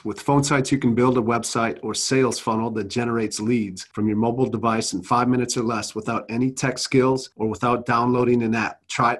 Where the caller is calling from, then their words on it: Minnesota, United States; Yeah, I'm coming out of Minnesota, just south of the Twin Cities.